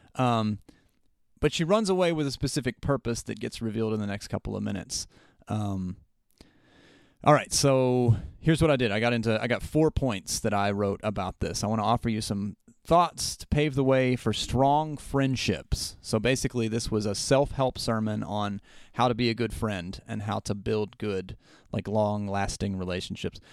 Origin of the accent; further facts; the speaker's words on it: Southern West Virginia, United States; I grew up in Southern West Virginia where all activity was group activity